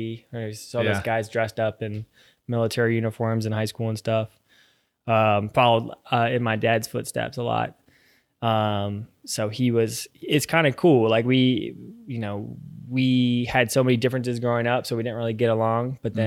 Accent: Virginia Beach, Virginia, United States; born or raised there

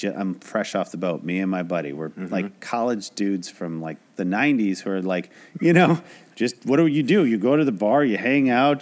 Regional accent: Traverse City, Michigan, United States; moved away as an adult; now in Los Angeles, United States; I moved out here with a buddy who graduated from Michigan State that I grew up with in Traverse City

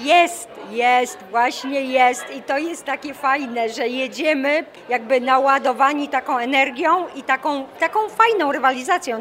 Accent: Warmian-Masurian Voivodeship, Poland; moved away; pochodzę z Warmii

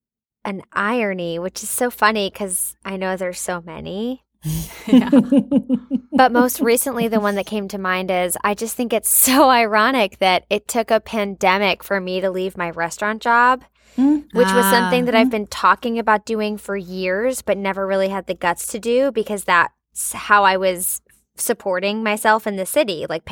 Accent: Richmond, Virginia, United States; And it took me booking a job back in my hometown in Richmond, Virginia to get my equity card. I had to go back where I started.

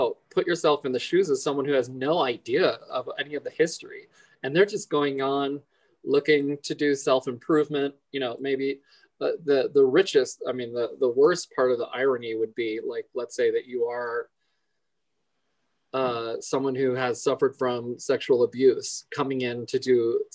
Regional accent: Phoenix, Arizona, United States; moved away; also born or lived in Española, New Mexico; I was born in Phoenix in 75

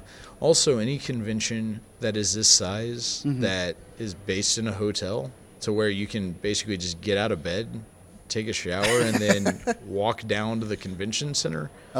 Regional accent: St. Louis, United States; moved away as an adult; now in Illinois, United States; we don't really live in St. Louis anymore. We're about 3 hours outside, but we grew up in the St. Louis area.

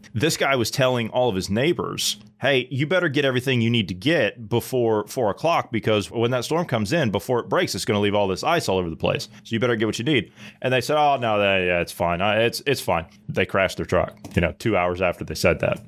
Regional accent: southeastern Ohio, United States; I come from the southeastern part of Ohio, where it's hilly and we have, like, a bunch of backcountry roads

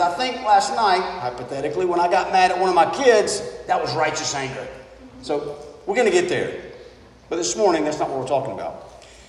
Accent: United States; being an American.

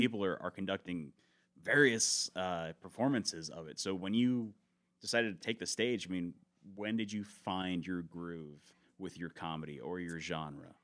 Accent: Tampa, Florida, United States; I was born in Tampa

